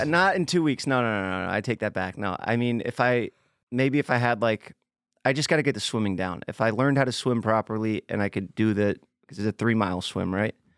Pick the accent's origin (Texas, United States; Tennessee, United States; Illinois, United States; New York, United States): New York, United States; New York City; moved away; Staten Island, my hometown